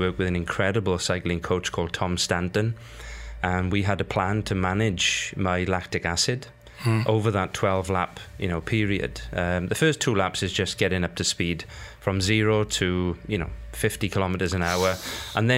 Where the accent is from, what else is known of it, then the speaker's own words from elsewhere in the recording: South Wales, United Kingdom; growing up in South Wales in the United Kingdom